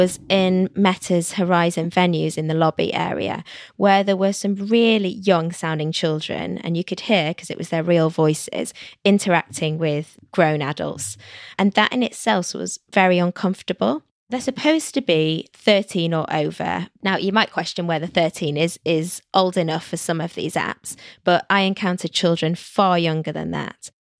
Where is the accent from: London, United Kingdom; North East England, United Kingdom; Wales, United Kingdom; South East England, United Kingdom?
London, United Kingdom; From London.